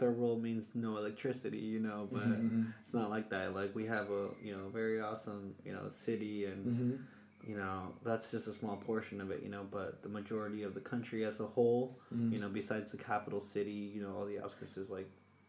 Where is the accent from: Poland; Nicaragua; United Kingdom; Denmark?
Nicaragua; Managua; born there; Yeah, I was born in Nicaragua, Managua, the Baptist hospital.